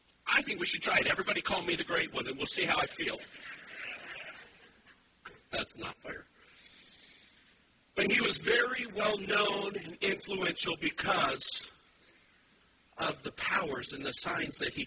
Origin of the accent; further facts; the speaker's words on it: Wyoming, United States; now in Indiana, United States; I'm originally from Wyoming